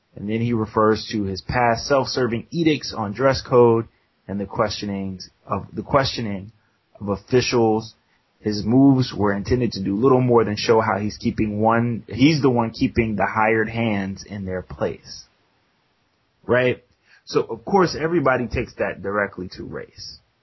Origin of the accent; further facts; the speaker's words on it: United States; we're American